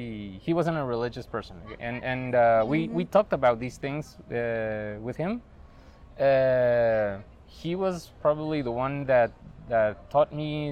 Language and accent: English; Guatemala City, Guatemala Department, Guatemala; I'm 36 years old. I was born and raised in Guatemala City.